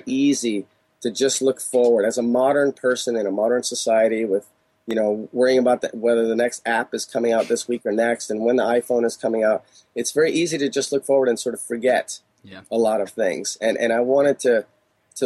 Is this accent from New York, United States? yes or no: no; Chicago, Illinois, United States; now in California, United States; in Chicago when I grew up and now in California